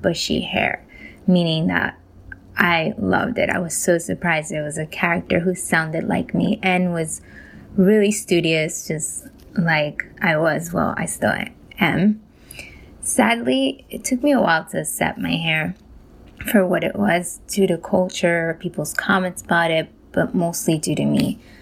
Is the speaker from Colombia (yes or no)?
yes; Colombia; now in New York, United States; I was born in Colombia